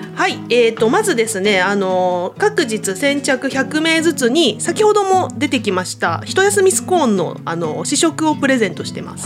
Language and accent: Japanese; Tokachi, Hokkaido, Japan; 十勝で生まれて育ってるから